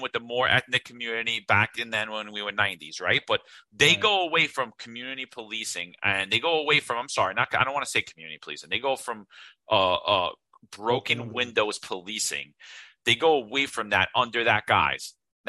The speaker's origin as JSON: {"language": "English", "town": "New York City", "region": "New York", "country": "United States", "tie": "born or raised there", "said": "I grew up in New York."}